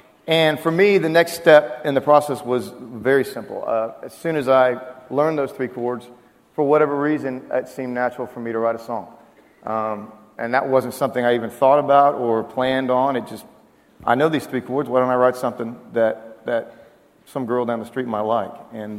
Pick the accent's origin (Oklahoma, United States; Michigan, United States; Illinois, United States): Oklahoma, United States; moved away; also born or lived in Waco, Texas; I'm from Oklahoma, as is Ryan and Randy Grimmett.